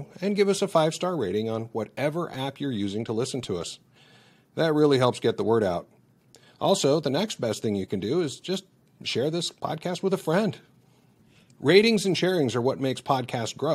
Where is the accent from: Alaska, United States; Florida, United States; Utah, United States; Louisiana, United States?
Utah, United States; Salt Lake City; Salt Lake City, my hometown